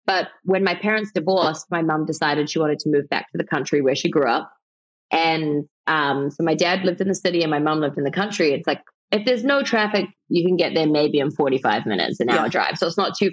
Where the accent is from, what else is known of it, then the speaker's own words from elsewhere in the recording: Auckland, New Zealand; also born or lived in New York City, United States; now in Los Angeles, United States; I grew up in South Auckland